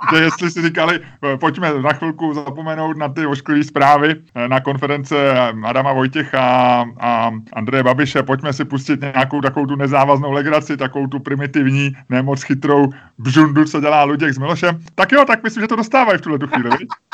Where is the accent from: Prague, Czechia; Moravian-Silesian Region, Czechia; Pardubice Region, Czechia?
Prague, Czechia; já jsem taky Pražák, já jsem, jak se říká, já to nemám rád, ale křtěnej Vltavou, já jsem z Holešovic